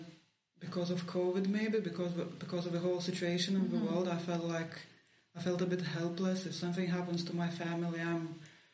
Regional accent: Lithuania; English is a second language; moved away as an adult; also born or lived in Leeds, United Kingdom; when I came back home

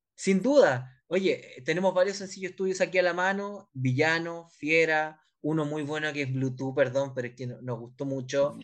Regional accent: Chile; nos pasa acá en Chile

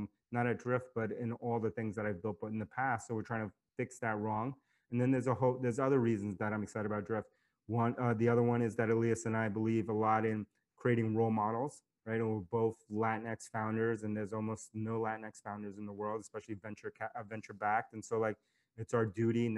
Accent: New York City, New York, United States; I grew up in New York City

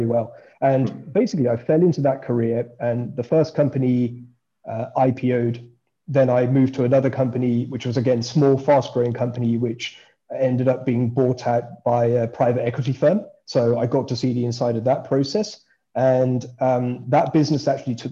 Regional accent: Birmingham, West Midlands, United Kingdom; moved away; I grew up in Birmingham

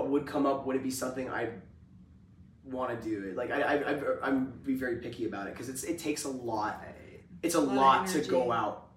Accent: Auburn, Washington, United States; moved away; I grew up in the Seattle area

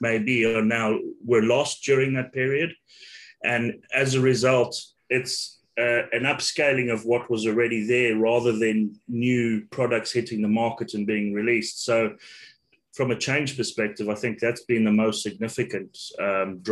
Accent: Zimbabwe; moved away; I'm originally from Zimbabwe

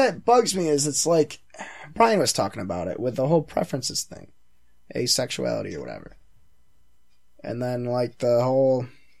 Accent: Canada; I mean, I'm Canadian

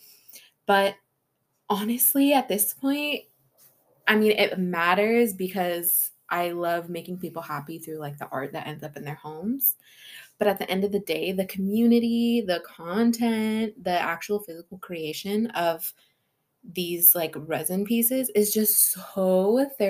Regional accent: California, United States; now in Washington, United States; I was born and raised in California, but now I'm here in Washington

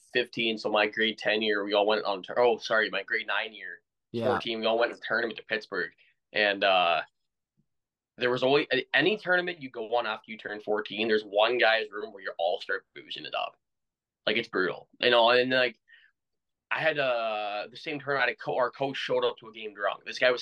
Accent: Ontario, Canada; Like we're both Canadian, and hockey's definitely it's our blood, man. Like unfortunately, in Ontario, at least I'm seeing hockey starting to die a little bit.

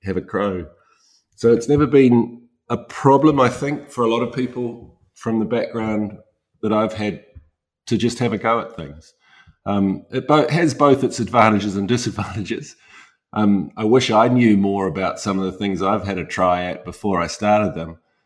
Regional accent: Christchurch, Canterbury, New Zealand; I grew up in New Zealand, in Christchurch

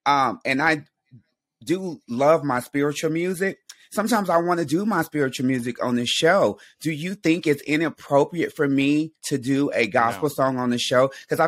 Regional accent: Texas, United States; moved away; I grew up in Texas. I'm very spiritual. I was Catholic, born Catholic, but became Baptist.

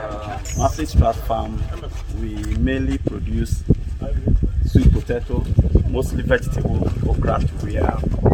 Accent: Keta, Volta, Ghana; also born or lived in Joje; My part from Keta and Joje.

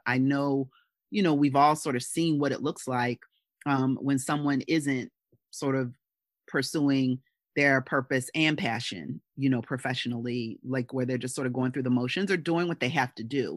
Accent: Philadelphia, Pennsylvania, United States; my hometown of Philadelphia

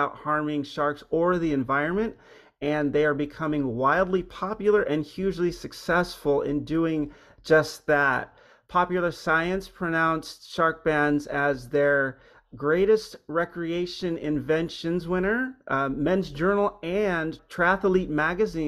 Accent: Hawaii, United States; moved away; I grew up in Hawaii, but I'd been away for a long time, and we moved back a few years ago

